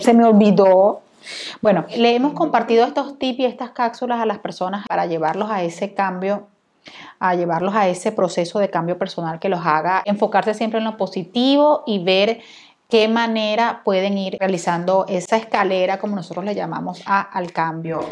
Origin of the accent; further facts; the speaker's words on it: Venezuela; yo soy venezolana